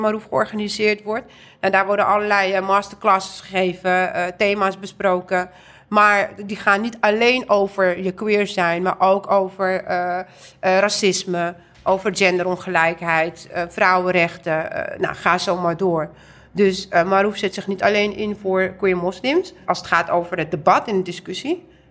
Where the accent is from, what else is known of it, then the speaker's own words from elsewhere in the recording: Amsterdam, North Holland, Netherlands; ik ben geboren en getogen in Amsterdam, maar ik ben half Indonesisch, half Turks.